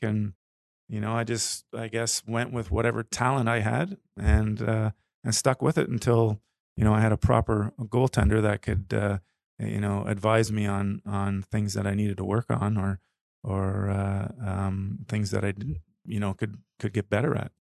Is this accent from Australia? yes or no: no; Toronto, Ontario, Canada; moved away as an adult; I grew up in Ontario, in Toronto area, but lived here, uh, longer, uh, through my adult.